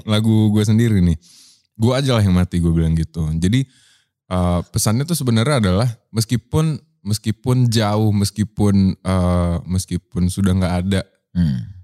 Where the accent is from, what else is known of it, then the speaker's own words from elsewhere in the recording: Surabaya, East Java, Indonesia; moved away as an adult; also born or lived in Medan; now in Jakarta, Indonesia; gue tumbuh di eh lahir di Medan, hmm. tumbuh di Surabaya, hmm. dewasa di Jakarta